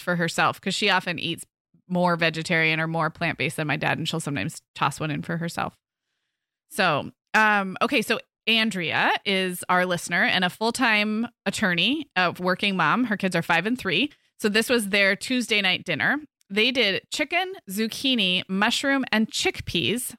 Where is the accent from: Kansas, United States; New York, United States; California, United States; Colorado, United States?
California, United States; moved away; also born or lived in Midwest; growing up in California